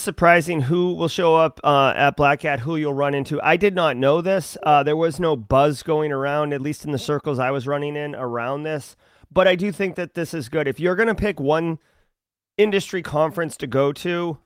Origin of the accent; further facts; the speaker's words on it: United States; I as an American